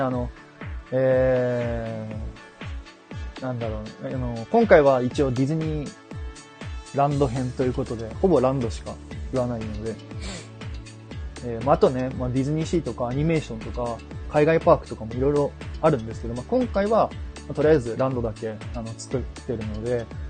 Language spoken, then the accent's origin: Japanese; Kyushu, Japan; accent: Kyushu dialect; moved away; 僕は九州です